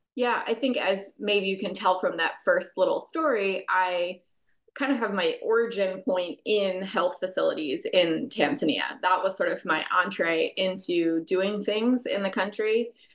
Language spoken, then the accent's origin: English; United States; my home country of the United States